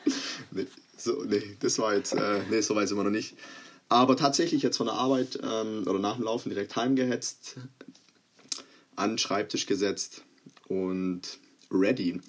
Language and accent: German; Croatia; ich bin Kroate, es ist wahrscheinlich inzwischen auch äh, mal deutlich geworden